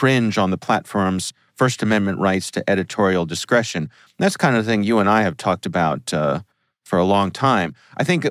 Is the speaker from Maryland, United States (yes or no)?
yes; Columbia, Maryland, United States; my hometown, Columbia, Maryland